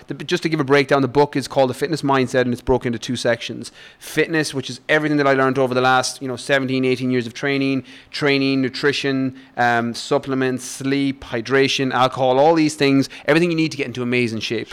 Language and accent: English; west of Ireland, Ireland; moved away as an adult; also born or lived in London; I grew up in Ireland, in the west of Ireland. I probably grew I grew up on a farm